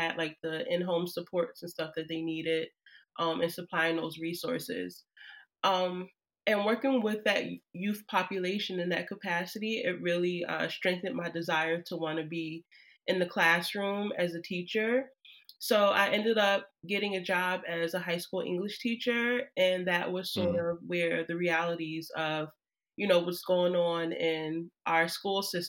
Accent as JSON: {"language": "English", "town": "Trenton", "region": "New Jersey", "country": "United States", "tie": "born or raised there", "lives_now": "Newark, United States", "said": "I'm from Jersey born and raised"}